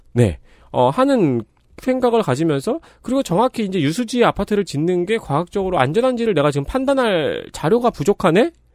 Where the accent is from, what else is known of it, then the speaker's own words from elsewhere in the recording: Seongnam, Gyeonggi Province, South Korea; 성남 토박이는 여기 앉아 있죠